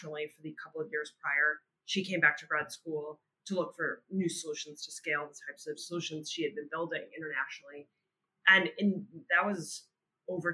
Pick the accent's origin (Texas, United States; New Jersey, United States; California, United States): New Jersey, United States; northern; accent: New Jersey; now in Brooklyn, United States; I'm actually from pretty close outside the city in New Jersey